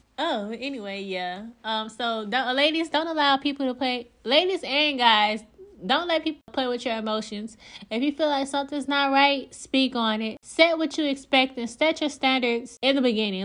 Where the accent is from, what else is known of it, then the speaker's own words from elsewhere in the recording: Louisiana, United States; moved away as an adult; now in New Jersey, United States; I'm originally from Louisiana